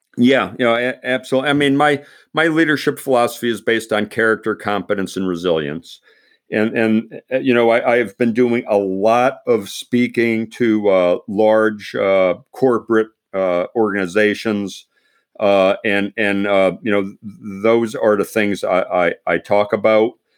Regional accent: Pennsylvania, United States; I grew up in Pennsylvania

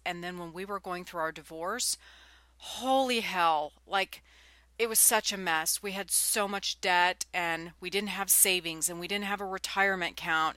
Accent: California, United States; now in Nashville, United States; I'm from California and now I'm in Nashville, Tennessee

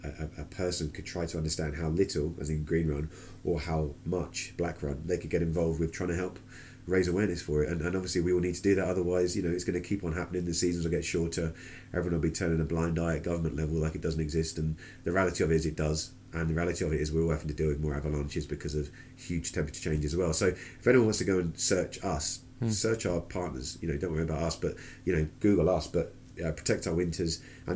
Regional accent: United Kingdom; especially as we're sitting here as British instructors

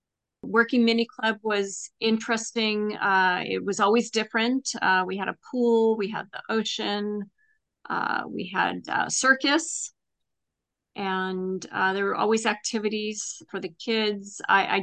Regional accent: Los Angeles, California, United States; I grew up in Los Angeles.

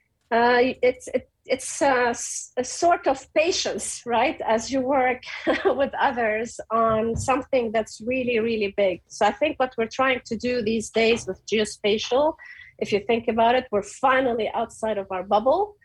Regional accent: Beirut, Beirut Governorate, Lebanon; moved away as an adult; I came from Beirut.

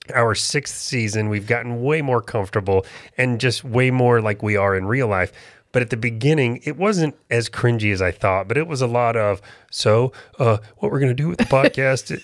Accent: Florida, United States; moved away as an adult; now in North Carolina, United States; I was born and raised in Florida. This is really different for me to have moved up here

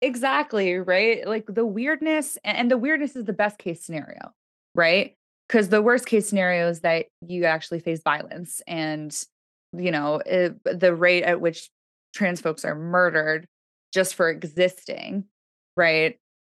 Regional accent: Toronto, Ontario, Canada; I grew up in Toronto

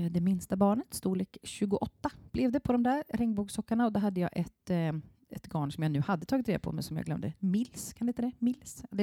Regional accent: Vetlanda, Jönköping County, Sweden; I Vetlanda då, där jag kommer ifrån, då kan man åka mm. till stadion, alltså det är själva speedwaystadion då.

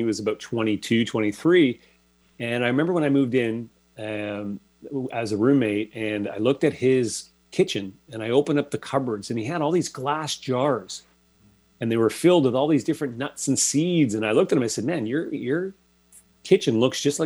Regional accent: Toronto, Ontario, Canada; moved away as an adult; I'm originally from Toronto, so pretty big city setting.

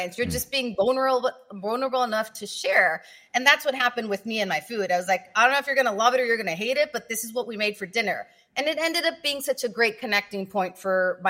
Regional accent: Tijuana, Baja California, Mexico; also born or lived in San Diego; I grew up in Tijuana.

